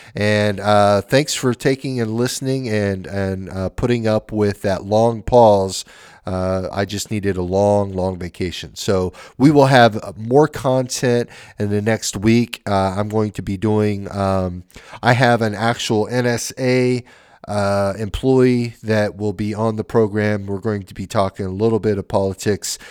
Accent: Oregon, United States; I'm from Oregon

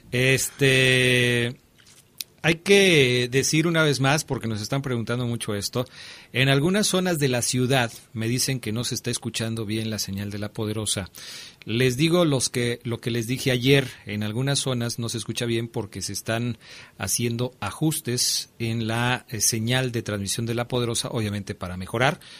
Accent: Purísima del Rincón, Guanajuato, Mexico; soy de Purísima del Rincón, nada más tengo una duda.

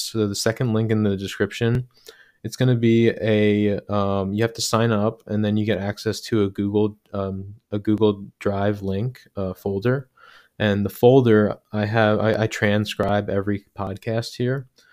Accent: Medford, New Jersey, United States; now in Philadelphia, United States; I grew up in Medford, New Jersey

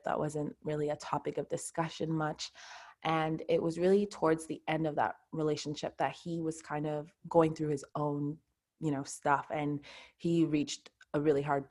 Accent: Montreal, Quebec, Canada; I'm from Montreal, Canada. So that's where I live.

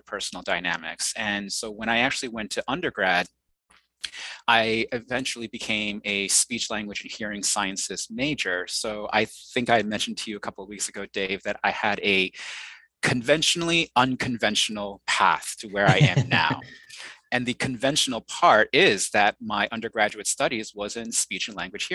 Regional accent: New York City, New York, United States; first language Mandarin Chinese; English is a second language; So I was born in Queens, New York, and I was raised in the New York City area and the suburbs as well

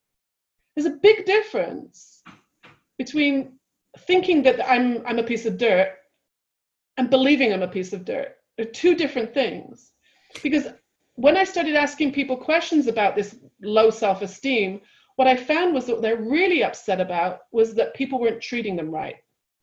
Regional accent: London, United Kingdom; now in United States; So when I first moved to California, being very British and very just like off the boat, like the cultural difference between London and California

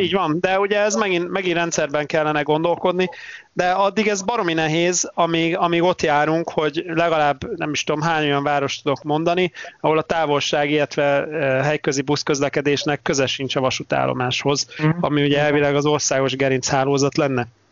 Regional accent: Debrecen, Hajdú-Bihar, Hungary; saját, saját szülővárosomról, vagy, vagy majdnem szülővárosomról beszélve, a debreceni buszpályadvar

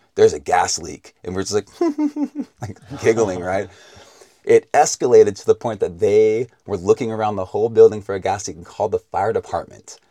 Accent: Vacaville, California, United States; also born or lived in Texas; I grew up mostly in a little town between San Francisco and Sacramento called Vacaville

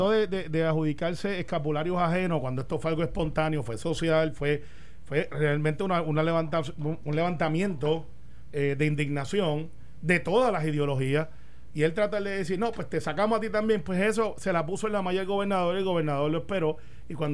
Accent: Puerto Rico; also born or lived in Santa Rosa (barrio); yo soy del barrio Santa Rosado, criado en, en Cantagallo.

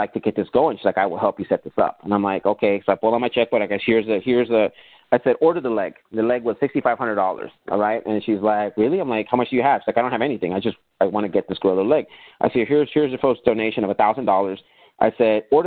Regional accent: Tijuana, Baja California, Mexico; now in United States; I was born here in the United States, but I was raised in Tijuana

